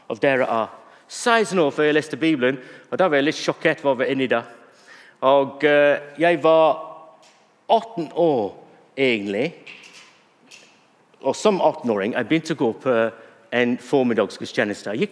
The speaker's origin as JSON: {"language": "Norwegian", "town": "Bury", "region": "North West England", "country": "United Kingdom", "tie": "born or raised there", "second_language": "Norwegian", "moved": "yes", "lives_now": "Norway", "said": "Now, jeg vokste opp i England, og jeg vokste opp i en by som heter Berry."}